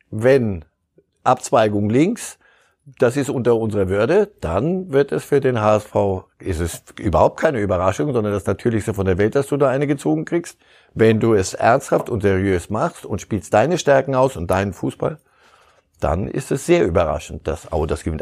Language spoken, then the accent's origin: German; Istanbul, Turkey; moved away as an adult; now in Munich, Germany; ich komme aus Istanbul, ich lebe seit über 25 Jahren hier in München